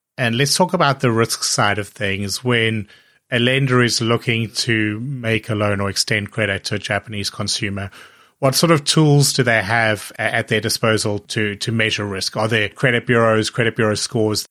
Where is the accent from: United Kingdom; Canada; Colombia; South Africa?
South Africa; also born or lived in Hong Kong; I remember growing up in South Africa